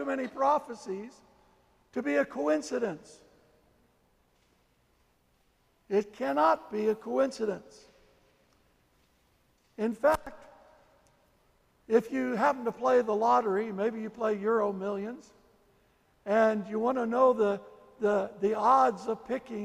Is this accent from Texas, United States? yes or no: no; St. Louis, Missouri, United States; I was born in St. Louis